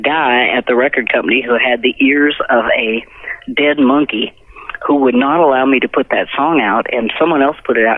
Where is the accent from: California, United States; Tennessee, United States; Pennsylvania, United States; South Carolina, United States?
Pennsylvania, United States; Bloomsburg; now in Nashville, United States; I was born in Pennsylvania, in Bloomsburg, Pennsylvania